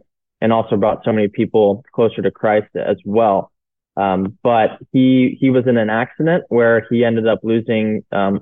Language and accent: English; St. Louis, Missouri, United States; moved away; also born or lived in Chicago; So I was born in St. Louis, Missouri, a suburb outside of there